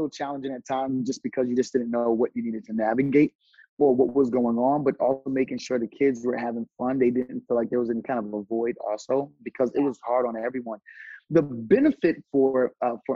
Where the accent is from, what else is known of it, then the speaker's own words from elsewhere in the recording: New Brunswick, New Jersey, United States; moved away as an adult; also born or lived in Los Angeles / Atlanta; born and raised in New Brunswick, New Jersey